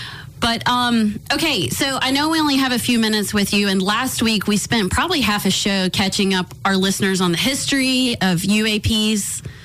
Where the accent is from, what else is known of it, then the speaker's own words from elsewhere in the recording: Knoxville, Tennessee, United States; Congressman Tim Burchett, my hometown congressman, Knoxville, Tennessee.